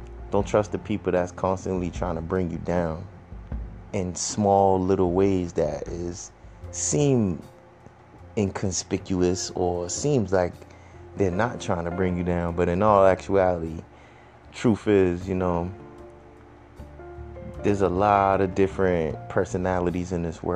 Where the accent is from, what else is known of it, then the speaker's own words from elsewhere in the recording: Boston, Massachusetts, United States; now in Brockton, United States; Still repping for the Bean, because I grew up there. I grew up in the Mattapan and the Hyde Park and Roxbury.